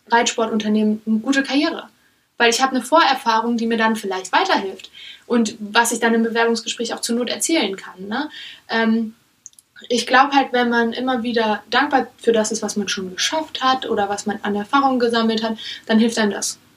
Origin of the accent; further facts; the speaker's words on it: Germany; born there; Ich lebe in Deutschland. Ich bin in Deutschland geboren.